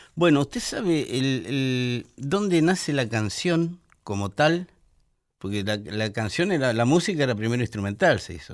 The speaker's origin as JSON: {"language": "Spanish", "region": "Buenos Aires", "country": "Argentina", "said": "Yo soy porteño, medularmente, porque yo nací en el puerto."}